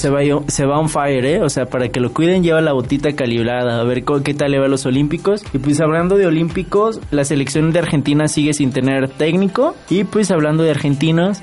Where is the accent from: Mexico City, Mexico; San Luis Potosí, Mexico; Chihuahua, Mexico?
San Luis Potosí, Mexico; yo soy potosina